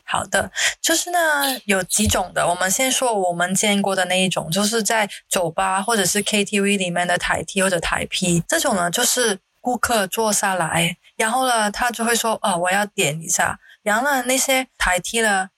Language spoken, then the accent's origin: Chinese; Hong Kong; now in Singapore; 毕竟我来自香港，也是一个时尚的地方嘛。